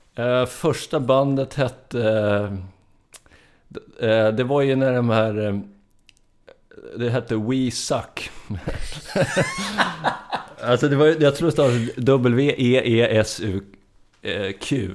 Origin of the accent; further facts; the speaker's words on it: Strängnäs, Södermanland, Sweden; now in Stockholm, Sweden; Jag är från Sörmland. Strängnäs kommer jag ifrån